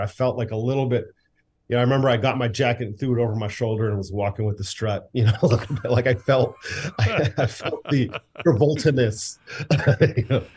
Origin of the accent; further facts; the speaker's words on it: United States; I am an American boy. I grew up, my dad, you know, was born here.